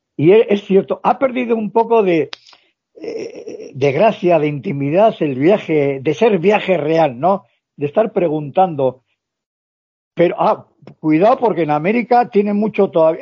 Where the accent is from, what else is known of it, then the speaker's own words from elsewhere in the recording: Basque Country, Spain; Yo soy vasco.